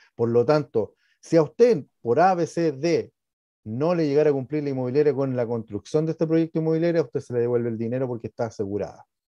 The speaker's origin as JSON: {"language": "Spanish", "country": "Chile", "said": "estamos dentro del país de Chile. Nosotros estamos dentro de un ecosistema que somos todos chilenos"}